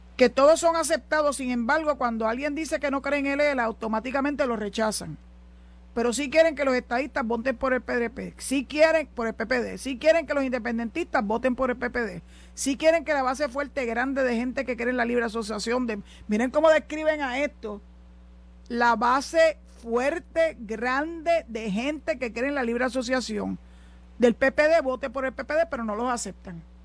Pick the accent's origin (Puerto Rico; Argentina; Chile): Puerto Rico; los puertorriqueños, porque somos tan ciudadanos americanos como cualquiera